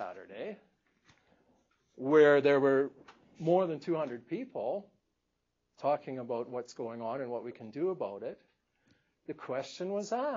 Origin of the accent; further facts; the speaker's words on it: Manitoba, Canada; moved away; I come from Manitoba originally